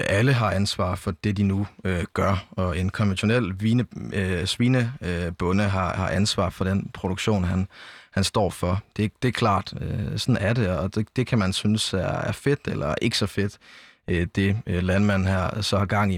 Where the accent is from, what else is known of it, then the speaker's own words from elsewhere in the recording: Jelling, Southern Denmark, Denmark; jeg kommer selv fra Jelling, altså sådan øh, lige på grænsen mellem Syd- og Midtjylland